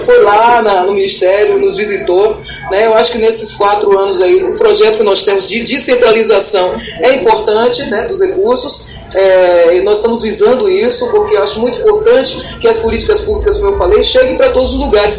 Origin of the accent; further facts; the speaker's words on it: Bahia, Brazil; assim como baiana e como nordestina, sinto também o meu orgulho